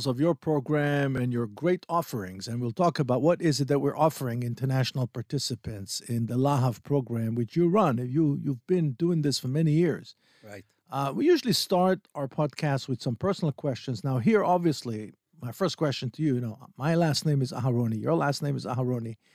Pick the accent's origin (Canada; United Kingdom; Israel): Israel; Tel Aviv, Tel Aviv District; also born or lived in Ramat Gan; I was born in Asuta in Tel Aviv.